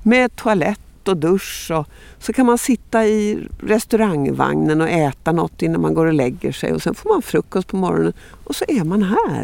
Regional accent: outside Stockholm, Stockholm County, Sweden; also born or lived in Västergötland; jag var ju uppväxt lite utanför Stockholm

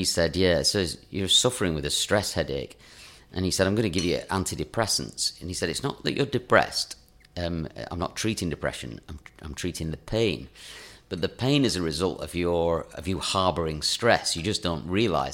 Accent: Lancashire, North West England, United Kingdom; I'm from Lancashire

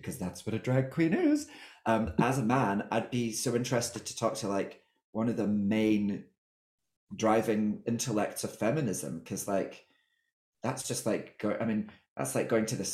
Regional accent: Scotland, United Kingdom; I think I'm Scottish

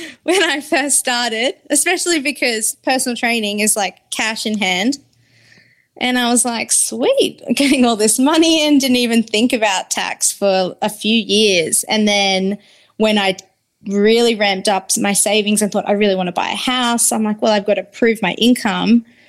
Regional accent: Brisbane, Queensland, Australia; I grew up in Brisbane

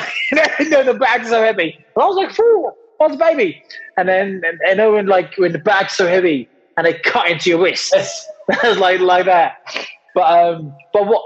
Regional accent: Lowestoft, East of England, United Kingdom; also born or lived in Great Yarmouth; I was born in Great Yarmouth. I was brought up in Lowestoft, a really small seaside, coastal, sleepy town

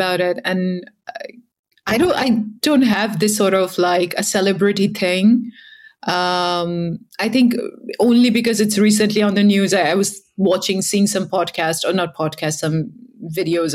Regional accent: India; moved away as an adult; also born or lived in United States; now in Europe; I'm from India, grew up there.

